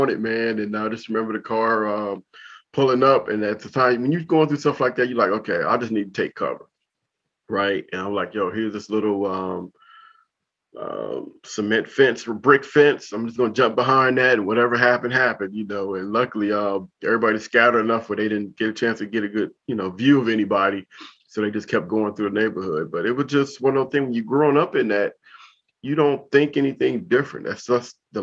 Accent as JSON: {"language": "English", "town": "Compton", "region": "California", "country": "United States", "tie": "born or raised there", "also_born_or_lived": "Korea", "moved": "as an adult", "lives_now": "Washington, D.C., United States", "said": "I grew up in Compton."}